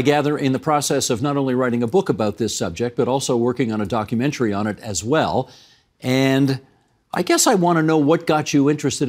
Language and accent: English; Canada